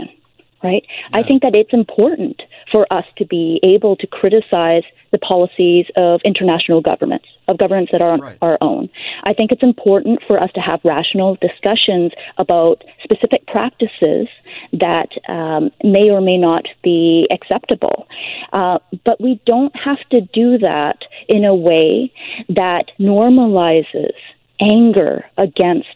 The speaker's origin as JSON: {"language": "English", "country": "Canada", "tie": "born or raised there", "said": "My parents were both born in Taiwan. I was born in Canada. I mean, this is where I've lived my entire life"}